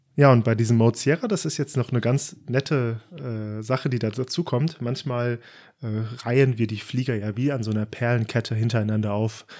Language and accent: German; Frankfurt and Darmstadt, South Hesse, Germany; now in Baden-Württemberg, Germany; Ich bin in Frankfurt und Darmstadt aufgewachsen, ein echter Südhesse und wohne mittlerweile im Südwesten Deutschlands im schönen Baden-Württemberg.